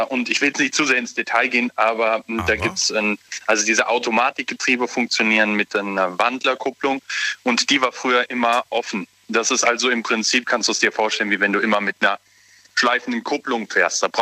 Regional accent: Schwetzingen, Baden-Württemberg, Germany; wir kommen hier aus Schwetzingen, die Ecke.

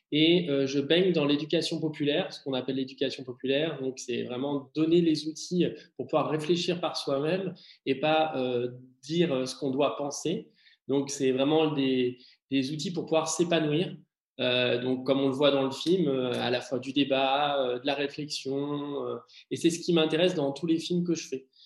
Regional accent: Martinique; j'ai grandi en fait en Martinique

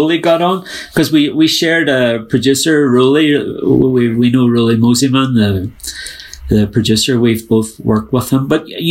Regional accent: Ireland; because it was just such a violent time to be growing up in Ireland.

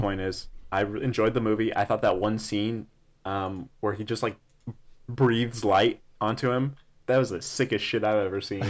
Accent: El Paso, Texas, United States; I'm from El Paso

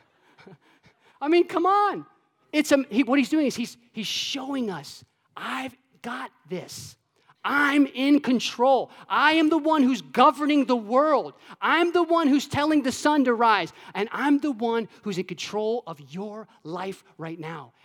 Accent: Florida, United States; when I was a kid, um, I grew up in Florida.

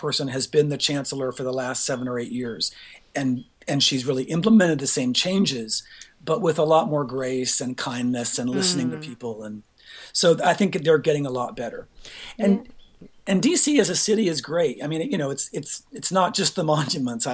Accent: Pomona, California, United States; moved away as an adult; now in Washington, D.C., United States; I was born in Pomona.

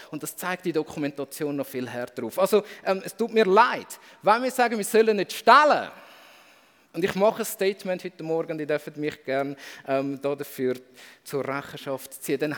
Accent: Switzerland; wenn ich plötzlich merke, ich bin als Schweizer nie auf der Opferseite von dem Gebot.

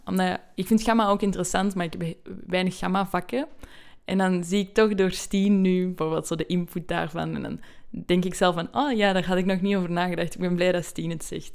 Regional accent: Belgium; moved away as an adult; now in Amsterdam, Netherlands; Ik kom uit België

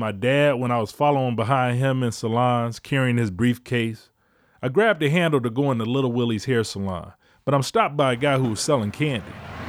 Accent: Detroit, Michigan, United States; moved away as an adult; also born or lived in Chicago; When I moved back to Detroit from Chicago at the end of 2014, I came home

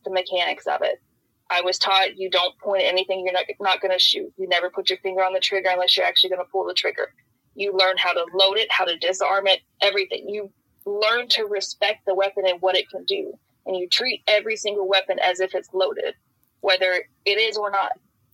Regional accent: Oldham County, outside Louisville, Kentucky, United States; I grew up in Oldham County right outside of Louisville.

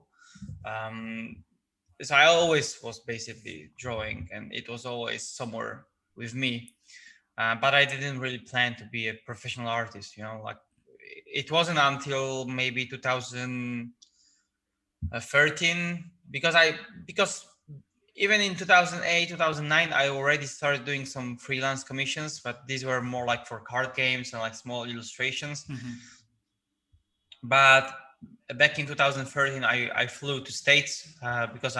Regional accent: Gdańsk, Pomeranian Voivodeship, Poland; I was born in the Gdańsk, which is like a city with a lot of like old town architecture

